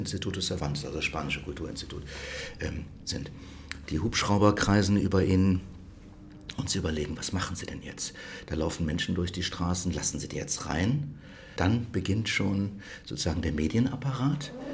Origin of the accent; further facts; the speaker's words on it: Rhineland, Germany; moved away as an adult; now in Stockholm, Sweden; ich komme aus dem Rheinland